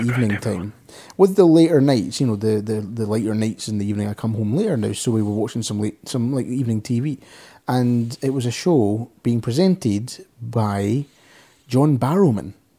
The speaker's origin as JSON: {"language": "English", "region": "Scotland", "country": "United Kingdom", "accent": "soft Scottish", "said": "I'm Scottish"}